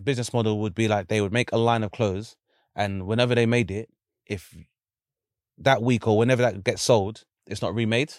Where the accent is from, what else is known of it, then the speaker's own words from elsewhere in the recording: London, United Kingdom; I grew up in Lewisham